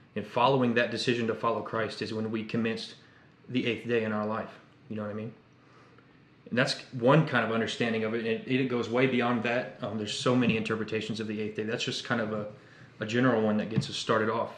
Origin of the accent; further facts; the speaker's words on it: Indiana, United States; now in Texas, United States; I'm 21. I'm from Indiana